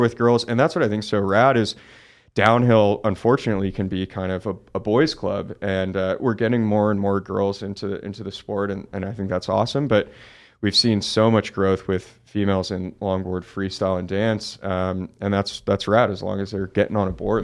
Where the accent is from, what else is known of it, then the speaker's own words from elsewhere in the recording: Oakland, California, United States; I grew up in Oakland, California, so pretty big, you know, city